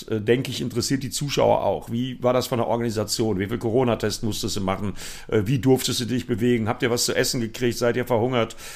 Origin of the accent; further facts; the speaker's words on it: Bremen, Germany; Aber was soll ich als Bremer denn dazu sagen?